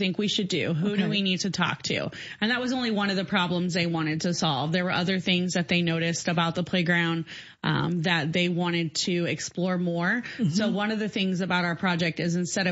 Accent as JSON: {"language": "English", "town": "Decatur", "region": "Illinois", "country": "United States", "said": "I am from the Decatur area."}